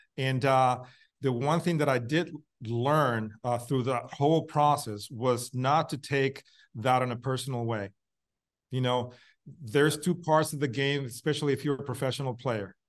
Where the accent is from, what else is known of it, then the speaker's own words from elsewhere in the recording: Puerto Rico; in the same area that I grew up in Puerto Rico